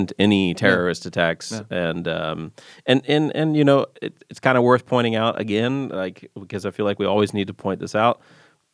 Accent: South Carolina, United States; accent: Southern; moved away as an adult; also born or lived in New York; I moved to New York from South Carolina. So I'm Southern originally, as you can maybe hear

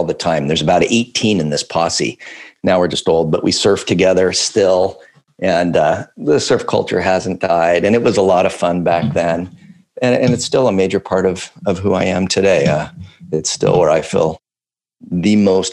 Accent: Southern California, United States; moved away as an adult; now in Portland, United States; I grew up in Southern California

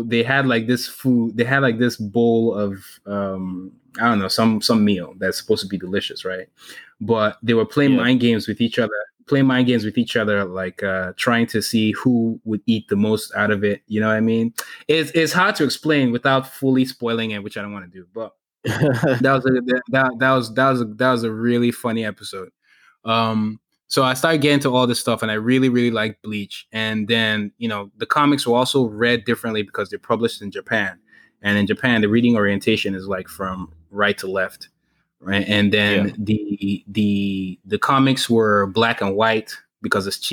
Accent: Nigeria; moved away; growing up in Nigeria

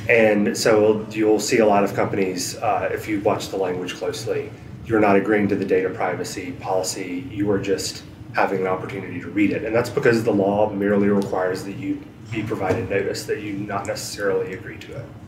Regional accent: Asheville, North Carolina, United States; born or raised there; moved away as an adult

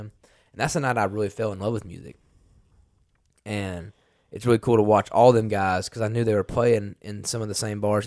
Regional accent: Carrollton, Georgia, United States; moved away as an adult; now in Nashville, United States; my hometown in West Georgia

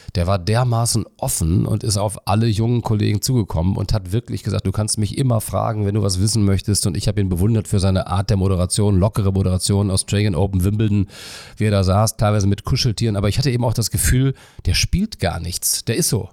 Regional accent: Melle, Lower Saxony, Germany; moved away as an adult; also born or lived in Cologne; ich bin ja in einer niedersächsischen Kleinstadt groß geworden in Melle und da bei Osnabrück

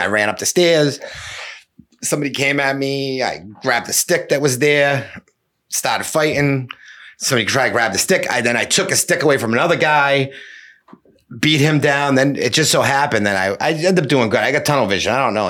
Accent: Cambridge, Massachusetts, United States; Right. And, you know, like I grew up in Cambridge, right? So like, not like a really, really like, you know, racially motivated town.

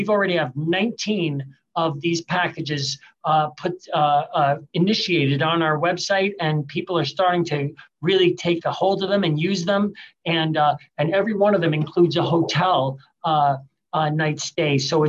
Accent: Long Island, New York, United States; moved away as an adult; also born or lived in Buffalo, New York / Hartford, Connecticut / New Jersey / Pittsburgh; now in Detroit, United States; I was born and raised in Long Island, New York. I went to university up in Buffalo, New York

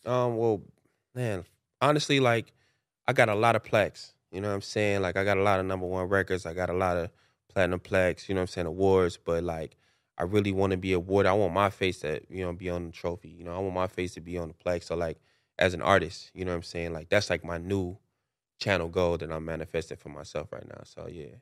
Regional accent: Chicago, Illinois, United States; moved away; also born or lived in Los Angeles / Atlanta; I grew up in Chicago

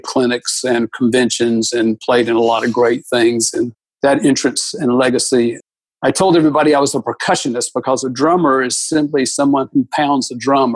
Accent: Atlanta, Georgia, United States; I was born and raised in Atlanta when uh, in 1953, born in 1953, spent all of my childhood, youth, and even college in Atlanta, Georgia.

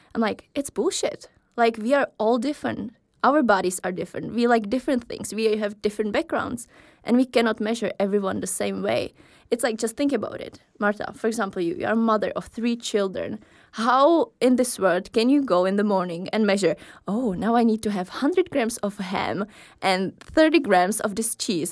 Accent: Czechia; moved away as an adult; now in Aarhus, Denmark; I'm from Czech Republic. I have been living here in Aarhus for a while

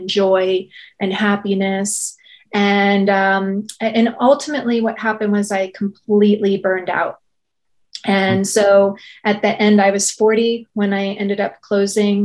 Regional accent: outside of New York, United States; I grew up outside of New York and I was in New York for 17 years and as an adult

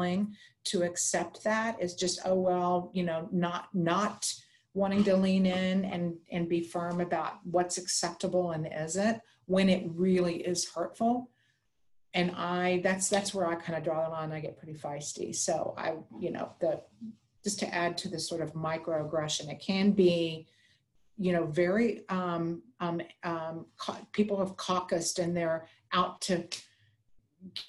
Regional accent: Texas, United States; I'm from Texas

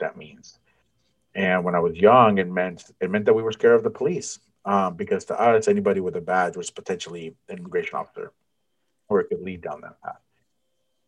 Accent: San Francisco, California, United States; I grew up in San Francisco

